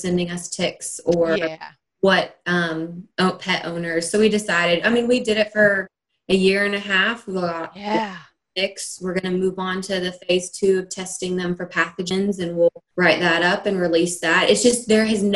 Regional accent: Knoxville, Tennessee, United States; moved away as an adult; I grew up in Knoxville, Tennessee, right at the base of the Smoky Mountains

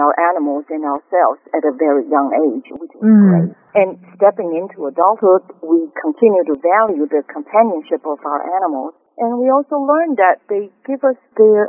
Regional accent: Taipei, Taiwan; Growing up in Taipei, well, we always had animals in the house.

